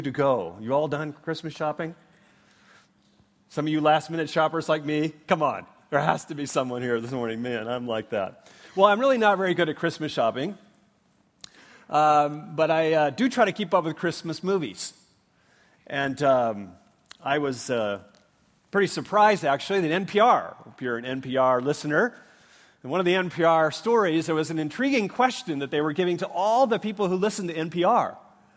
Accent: Minnesota, United States; now in Leawood, United States; I grew up in Minnesota

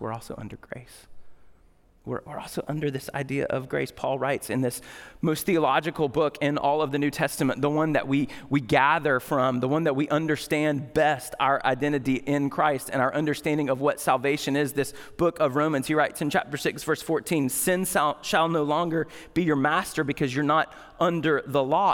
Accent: United States; we're American

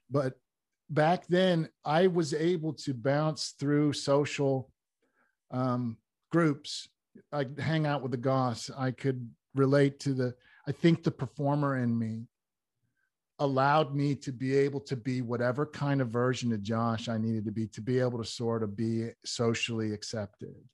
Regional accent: Wooster, Ohio, United States; I was born in Worcester, Ohio

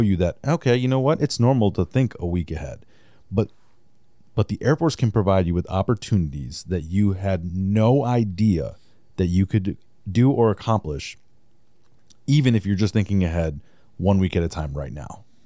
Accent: Wisconsin, United States; moved away; I'm originally from Wisconsin and took me sixteen years to get back

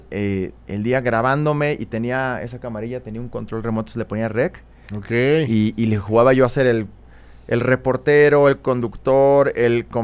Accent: Mexico City, Mexico; yo soy de aquí, de Ciudad de México. Soy chilango. De, Coyoacán. Soy bien chilango. Y como buen chilango de, clase media, eh, me tocó una infancia, pues yo diría que bastante normal

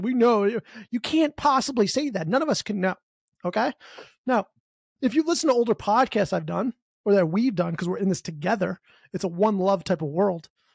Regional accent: United States; I'm from America

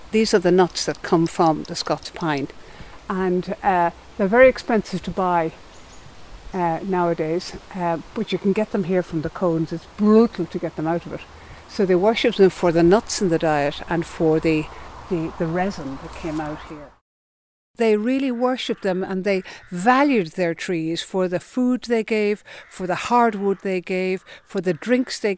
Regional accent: Ireland; we as Irish people

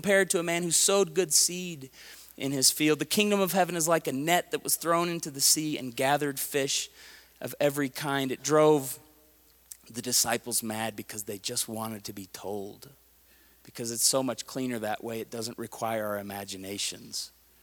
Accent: Tulsa, Oklahoma, United States; I talk like I'm from Tulsa, Oklahoma, because I am

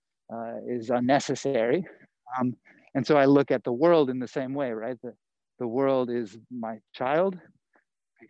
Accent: North Carolina, United States; moved away as an adult; now in Los Angeles, United States; I grew up in the South

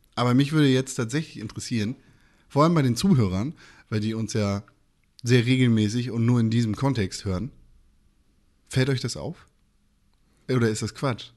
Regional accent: Northern Germany, Germany; Wir kommen ja alle irgendwie aus Norddeutschland

